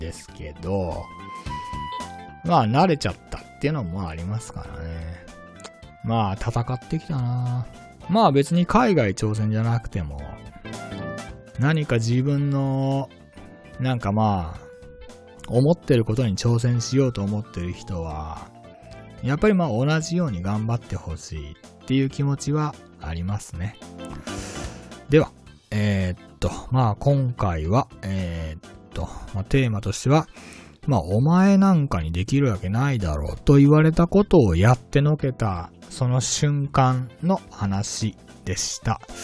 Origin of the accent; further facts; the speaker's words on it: Tottori, Japan; moved away as an adult; also born or lived in Hiroshima; now in Malaysia; 生まれは鳥取県の出身なんですけれども、えー、大学は広島の大学を卒業しました